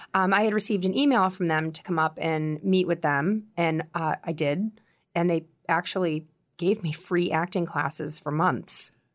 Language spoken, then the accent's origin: English; Quincy, Massachusetts, United States; accent: Boston; now in Scituate, United States; I grew up in Quincy